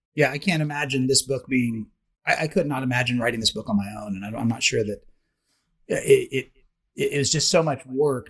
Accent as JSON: {"language": "English", "region": "Oklahoma", "country": "United States", "tie": "born or raised there", "moved": "yes", "said": "I grew up in Oklahoma, uh, which is Indian country, Indian territory"}